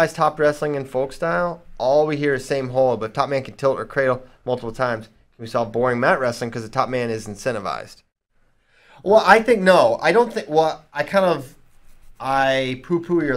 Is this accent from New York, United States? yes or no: no; Virginia, United States; I'm from Virginia.